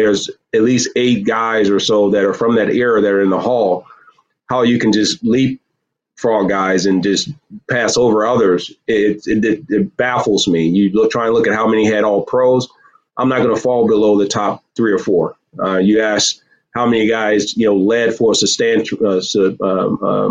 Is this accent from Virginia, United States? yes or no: yes; Virginia, United States; also born or lived in Michigan; now in Southeast Michigan, United States; born in Virginia, raised in Michigan.